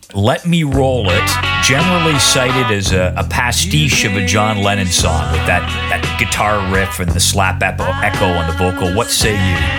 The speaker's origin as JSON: {"language": "English", "town": "Oshawa", "region": "Ontario", "country": "Canada", "tie": "born or raised there", "said": "growing up in Oshawa in 1970"}